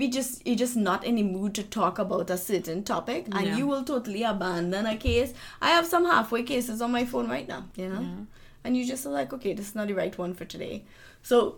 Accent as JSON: {"language": "English", "country": "Trinidad & Tobago", "said": "I'm from Trinidad"}